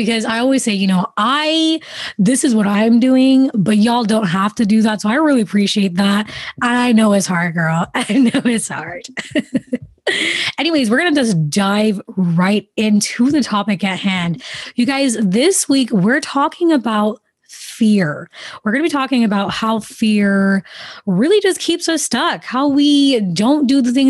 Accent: Jamaica; growing up in the Caribbean, especially, you know, my family's from Jamaica.

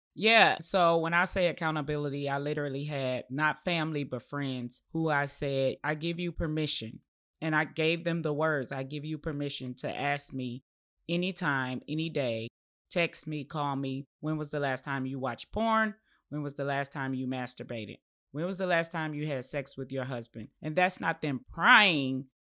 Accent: Detroit, Michigan, United States; also born or lived in Chicago; my grandmother raised me up till about the age of nine, and then we relocated from Chicago to Detroit

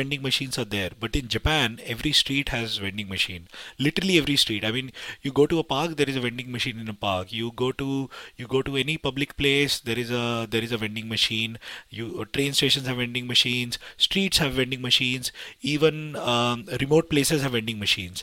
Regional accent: India; I come from India

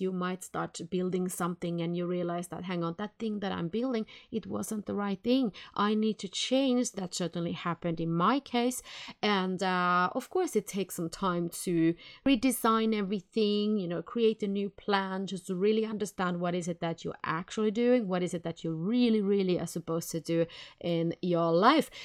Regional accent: Helsinki, Uusimaa, Finland; now in Sweden; I come from Helsinki, Finland

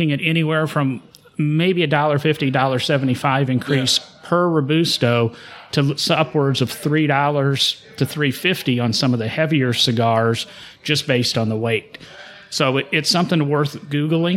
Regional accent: Illinois, United States; moved away; I'm from Illinois, and there's a reason I don't live there anymore

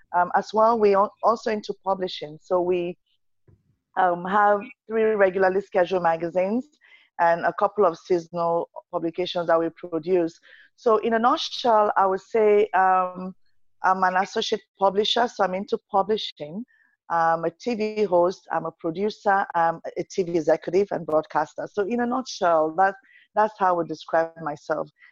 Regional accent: Nigeria; moved away as an adult; now in Canada; I'm Nigerian. Nigeria is my roots. I'm Canadian now

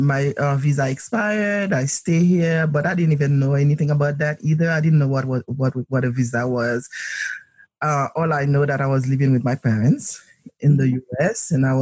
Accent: Port-au-Prince, Haiti; moved away; I was born in Port-au-Prince, Haiti.

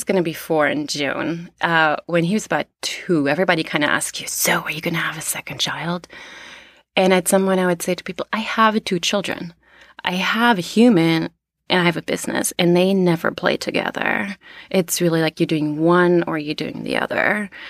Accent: East Germany, Germany; also born or lived in Canada / United States / Australia; So I'm from East Germany. I lived in Canada. I lived in New York before. I lived in Australia, in India, in England.

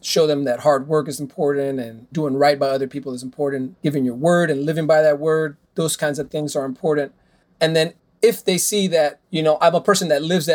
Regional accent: Miami, Florida, United States; I grew up in Westchester

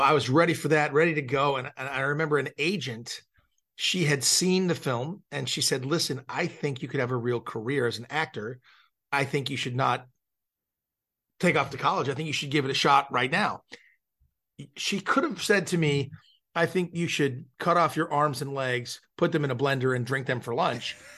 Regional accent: Malibu, California, United States; I grew up in Malibu, California, so I grew up the son of a film director

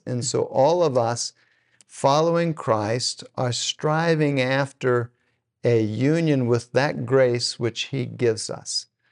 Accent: Texas, United States; now in Oklahoma, United States; I'm from Texas

